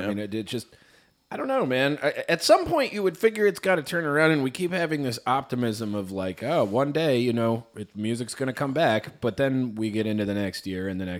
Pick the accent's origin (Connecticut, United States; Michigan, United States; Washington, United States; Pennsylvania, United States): Michigan, United States; Detroit; I'm from the suburbs of Detroit. She is a white lady. You know, we're Polish, I'm Irish Catholic, basically, like, very white.